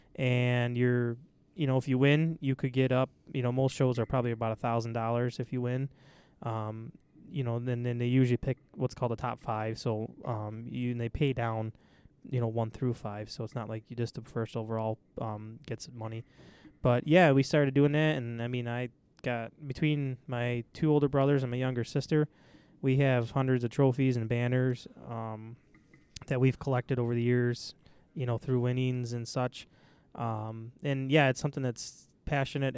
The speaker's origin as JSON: {"language": "English", "town": "East Aurora", "region": "New York", "country": "United States", "tie": "born or raised there", "said": "I grew up in East Aurora"}